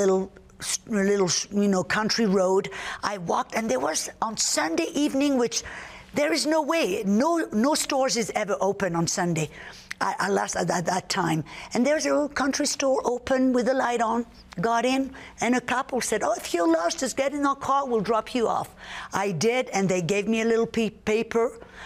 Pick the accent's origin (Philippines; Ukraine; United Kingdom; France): France; southern France; moved away; The south of France, born and raised in the south of France